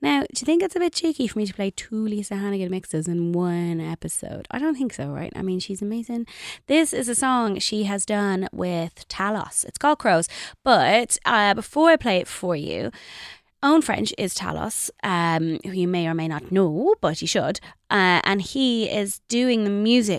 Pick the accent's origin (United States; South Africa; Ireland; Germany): Ireland; Dublin, Leinster; accent: Dublin; I'm so proud of my Dublin accent.